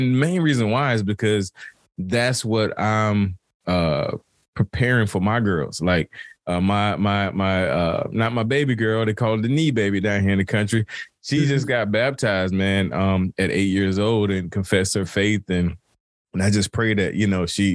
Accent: Turkey, North Carolina, United States; moved away; back in my hometown, Turkey

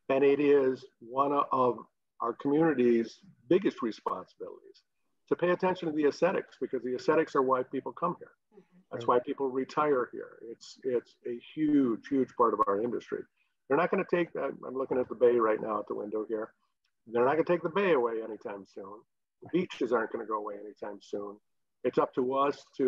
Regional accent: Traverse City, Michigan, United States; I grew up here in Traverse City, we grew up over on the west side.

